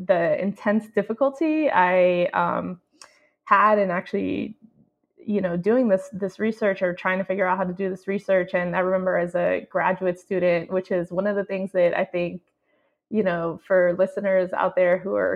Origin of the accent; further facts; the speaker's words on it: United States; somebody who was coming from the U.S., as somebody who was not kind of born and raised in Puerto Rico